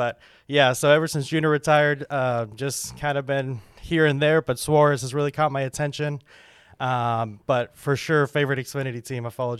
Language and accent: English; Houston, Texas, United States; Yeah, and I'm from Houston, so one of my home tracks is COTA.